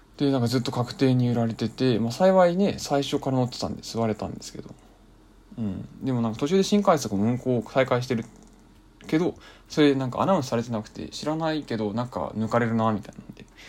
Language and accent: Japanese; Kanto, Japan; 僕関東の人間なんで NAC5 が入るんですよ FM で